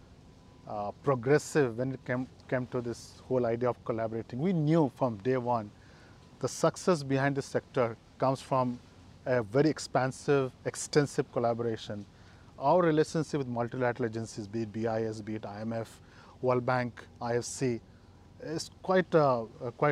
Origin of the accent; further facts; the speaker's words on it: India; moved away; I came from my hometown birthplace in India.